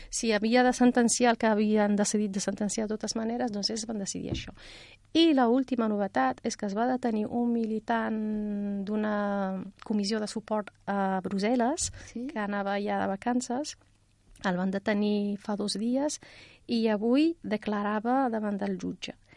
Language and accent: Catalan; Rif, Morocco; now in Catalonia, Spain; del Rif, d'on vinc jo, d'on sóc originària